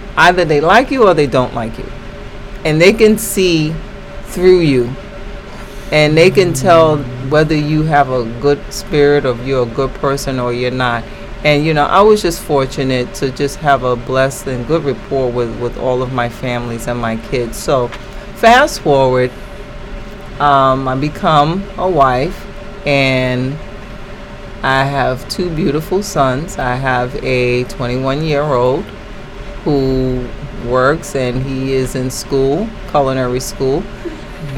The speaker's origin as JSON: {"language": "English", "town": "New York City", "region": "New York", "country": "United States", "tie": "born or raised there", "said": "I was born and raised in the Bronx"}